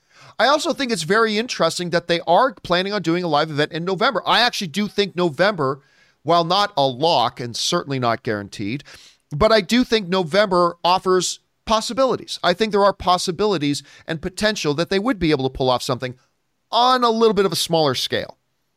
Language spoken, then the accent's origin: English; Canada; I'm Canadian.